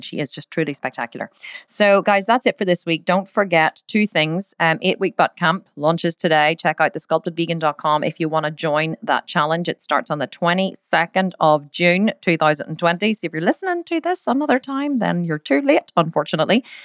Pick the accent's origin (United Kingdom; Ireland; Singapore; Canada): Ireland; We're both Irish